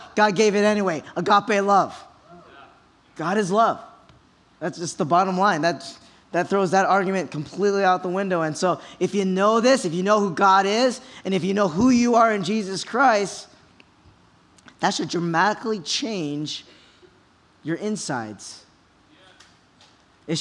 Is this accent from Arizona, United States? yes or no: no; Kaneohe, Hawaii, United States; I was born and raised in Kaneohe